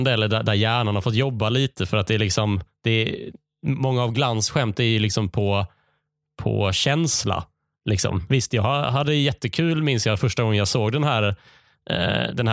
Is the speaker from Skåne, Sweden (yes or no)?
yes; Skåne, Sweden; PGA, jag är skåning och vi befinner oss i Skåne när jag säger det här.